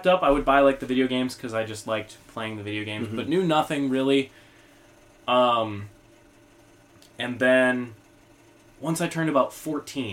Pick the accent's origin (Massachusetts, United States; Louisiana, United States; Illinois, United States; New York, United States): Illinois, United States; Oregon; also born or lived in Mount Morris, Illinois; I am originally from Mount Morris, Illinois, which is a small town in the middle of nowhere in northwestern Illinois